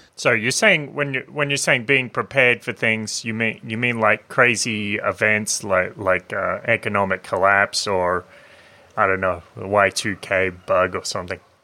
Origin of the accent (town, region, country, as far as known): Australia; born or raised there